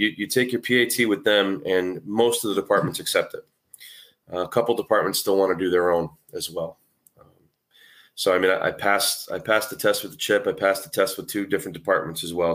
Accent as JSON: {"language": "English", "region": "New England", "country": "United States", "tie": "born or raised there", "said": "I grew up, I mean, there's not a lot of huge cities in New England. I gr, I happen to grow up in one of 'em"}